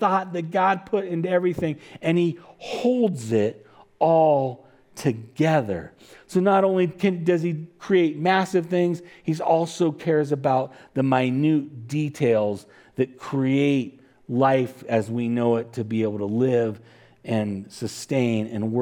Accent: California, United States; I'm from California

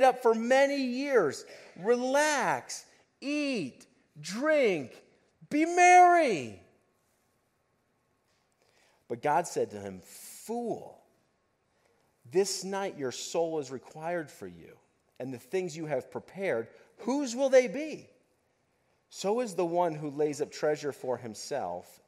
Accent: United States; living as an American and living where we live as an American

